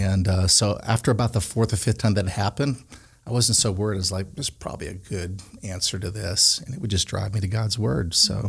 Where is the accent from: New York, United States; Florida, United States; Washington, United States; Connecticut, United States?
Connecticut, United States; also born or lived in Pine Bluff / Canada / South Korea / Colorado; I grew up in Connecticut, and I would live there longer.